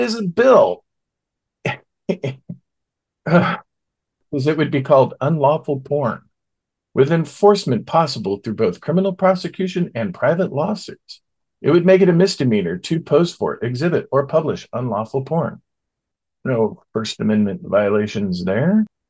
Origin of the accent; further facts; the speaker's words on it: Oklahoma, United States; my home state of Oklahoma